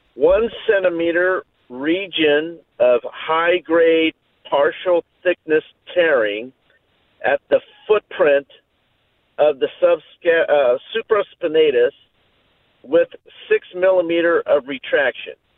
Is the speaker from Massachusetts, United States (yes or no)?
no; Orange County, California, United States; born and raised in Orange County.